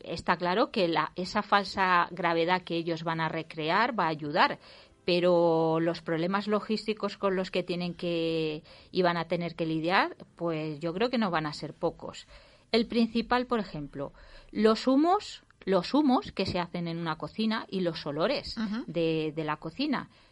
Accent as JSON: {"language": "Spanish", "town": "Valencia", "region": "Valencian Community", "country": "Spain", "said": "soy de Valencia."}